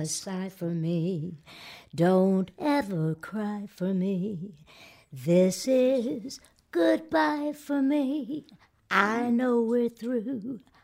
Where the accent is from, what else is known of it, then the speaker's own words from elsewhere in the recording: Georgia, United States; moved away; Because I'm from there. And I thought, well, one day my hometown, they're gonna induct me into that Hall of Fame